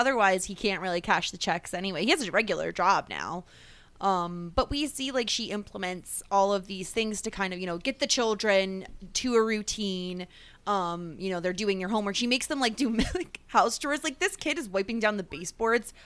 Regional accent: New York, United States; a New Yorker who says guys to mean everybody all the time

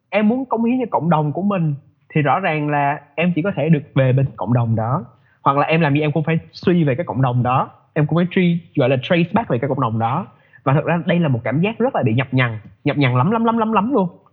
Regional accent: Vietnam; moved away as an adult; mình lớn lên ở Việt Nam background của mình là người Việt

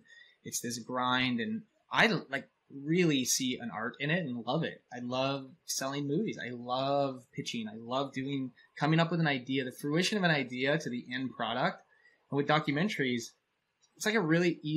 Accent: Canada; I'm a Canadian, so I'm really nice

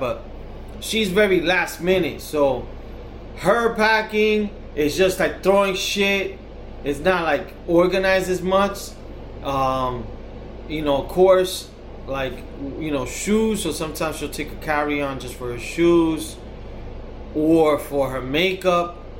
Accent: New York, United States; We're from New York

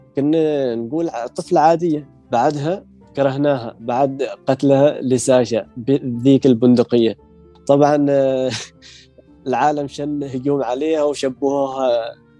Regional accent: Oman; من سلطنة

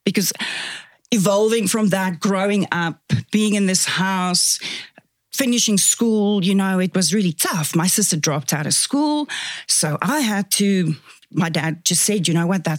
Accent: South Africa; accent: Afrikaans; first language Afrikaans; English is a second language; moved away as an adult; now in Kelowna, Canada; it's also my culture where I'm from. I'm Afrikaans, is my first language, hence the weird accent

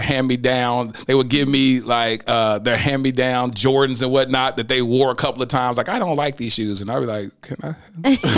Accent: Mesquite, Texas, United States; I grew up in the Assemblies of God. Uh, First Assemblies of God in Mesquite, the only black family in the whole church

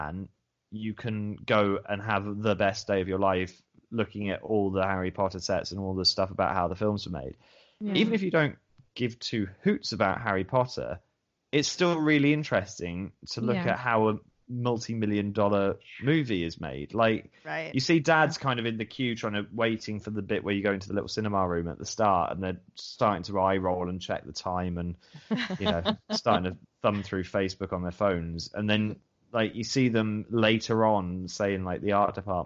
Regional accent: New Zealand; now in United Kingdom; I grew up in New Zealand, so I've got family in New Zealand.

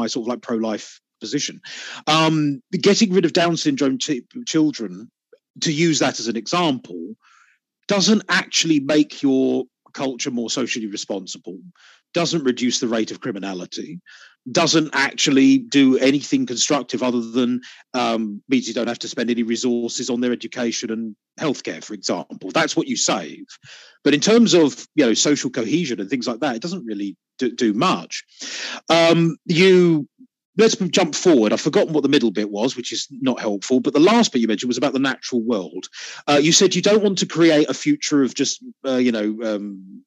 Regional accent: United Kingdom; I'm British

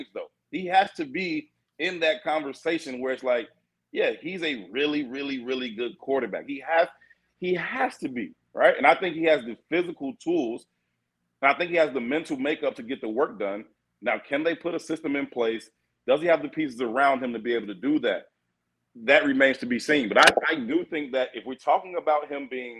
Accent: Chicago, Illinois, United States; I'm born and raised in the South Side

